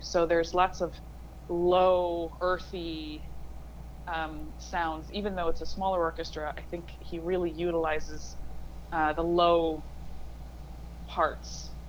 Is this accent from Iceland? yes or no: yes; Akureyri, Northeastern Region, Iceland; accent: northern Icelandic; English is a second language; yes, so I'm from Akureyri, which is in the north, and there we speak very differently and very distinctively from the Reykjavik or the southern accent.